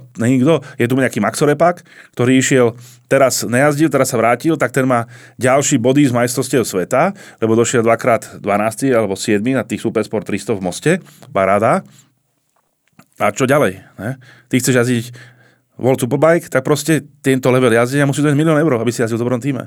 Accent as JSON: {"language": "Slovak", "country": "Slovakia"}